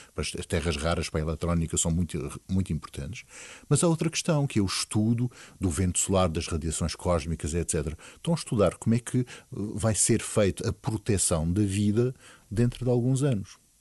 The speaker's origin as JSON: {"language": "Portuguese", "country": "Portugal", "said": "nós, como portugueses"}